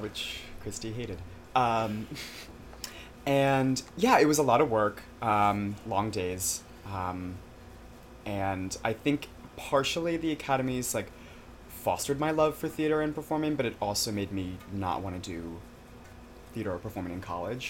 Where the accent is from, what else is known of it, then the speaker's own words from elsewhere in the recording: Glen Rock, New Jersey, United States; also born or lived in Connecticut / Albany, New York; I grew up, quote unquote, in Jersey